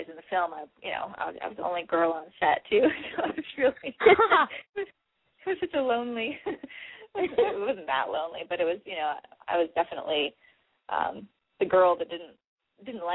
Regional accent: Hawaii, United States; I grew up in Hawaii

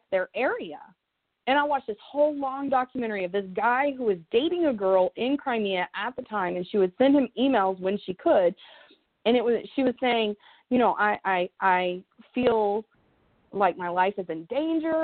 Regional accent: United States; I'm from America

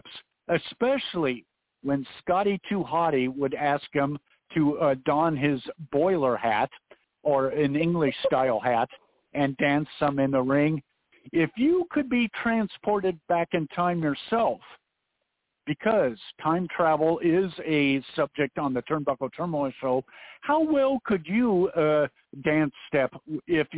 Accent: the Northwest, Pacific Northwest, United States; when I was a kid growing up in the Northwest

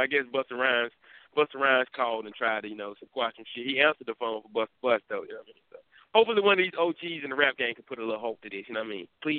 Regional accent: the East, East Coast, United States; I'm from the East

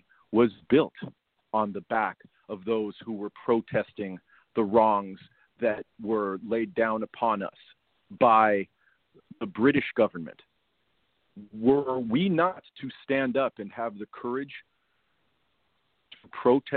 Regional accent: United States; we as an American society

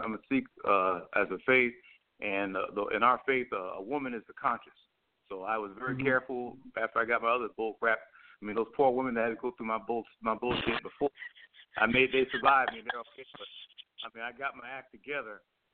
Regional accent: New York, United States; I'm from Suffolk County. I'm from Suffolk County, Long Island, New York. Okay? I was raised 4 years old.

